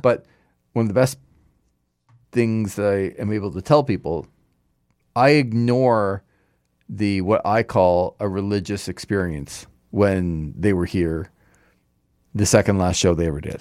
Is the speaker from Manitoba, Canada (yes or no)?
no; Markham, Ontario, Canada; my hometown of Markham, Markham Fairgrounds